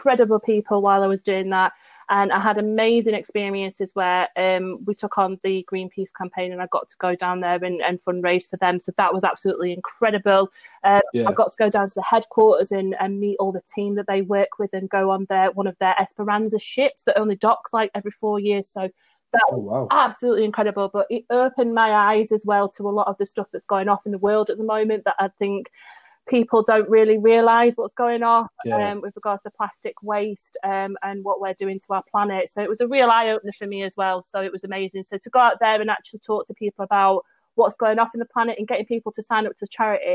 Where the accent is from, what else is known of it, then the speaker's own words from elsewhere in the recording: Sheffield, Yorkshire and the Humber, United Kingdom; now in Derbyshire, United Kingdom; I actually live on the outskirts of Derbyshire, but I was born in Sheffield and I've always worked in Sheffield. So I'm at what they call a DDAR